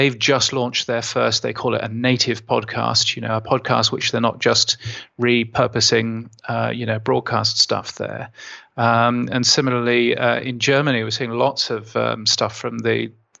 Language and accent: English; United Kingdom; now in Australia; being a Brit and having worked for the BBC